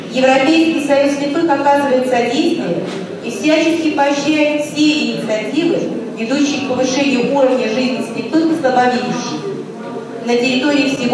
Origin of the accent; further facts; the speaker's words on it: Germany; В Германии, в стране, откуда я родом инвалидов по зрению различных профессий хорошим подспорьем служат новейшие технологические разработки и вспомогательные девайсы.